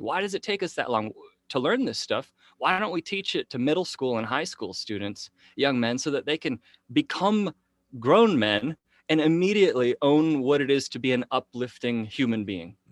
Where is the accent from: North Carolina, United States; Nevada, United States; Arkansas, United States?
Nevada, United States; Henderson; here in Henderson, Nevada